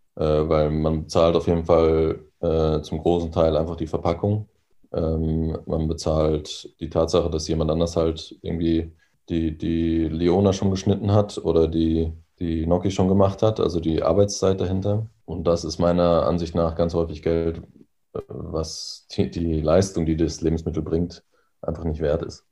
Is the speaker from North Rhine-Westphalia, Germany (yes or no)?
yes; North Rhine-Westphalia, Germany; now in Berlin, Germany; wo ich herkomme ähm, oder wo ich aufgewachsen bin, in, in NRW oder in Ostwestfalen